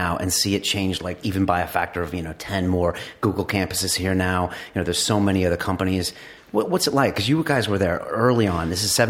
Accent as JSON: {"language": "English", "country": "United States", "moved": "yes", "lives_now": "London, United Kingdom", "said": "I'm American in London"}